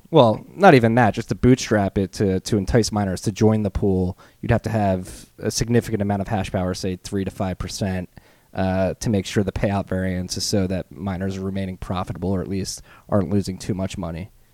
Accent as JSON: {"language": "English", "country": "United States"}